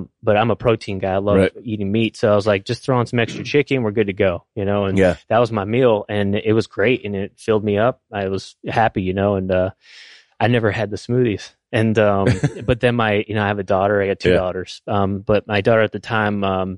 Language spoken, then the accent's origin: English; Scranton, Pennsylvania, United States; moved away as an adult; also born or lived in Troy, New York / Whidbey Island / Virginia Beach; I'm from Pennsylvania